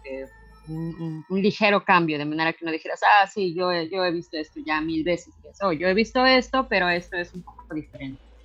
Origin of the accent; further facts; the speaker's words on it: Mexico; now in Canada; cuando yo estaba creciendo en México